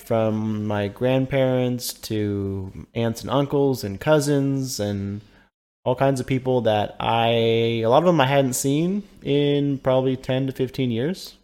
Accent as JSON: {"language": "English", "region": "California", "country": "United States", "tie": "born or raised there", "moved": "yes", "said": "I grew up in California, so I have a lot of family that live in that area"}